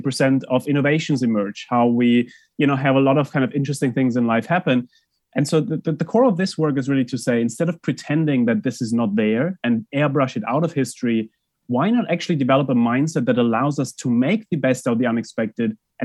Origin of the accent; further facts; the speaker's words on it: Germany; moved away; I grew up in Germany